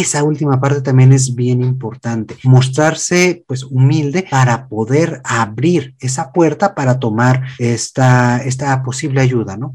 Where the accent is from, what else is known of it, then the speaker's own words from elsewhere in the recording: Mexico; aquí en México